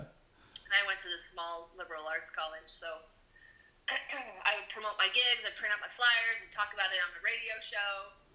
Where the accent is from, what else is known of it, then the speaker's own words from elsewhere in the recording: Deerfield, Illinois, United States; also born or lived in Chicago / Puerto Vallarta; now in Wheeling, United States; I grew up in Deerfield, Illinois, in the suburbs, the north suburb